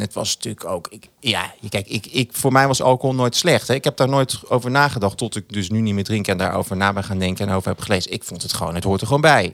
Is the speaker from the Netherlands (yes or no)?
yes; Achterhoek, Gelderland, Netherlands; ik kom uit de Achterhoek